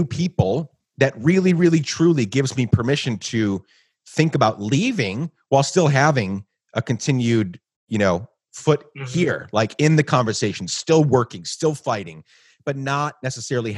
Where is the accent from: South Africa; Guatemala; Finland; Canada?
Guatemala; moved away as an adult; also born or lived in New York; now in United States; I grew up in Guatemala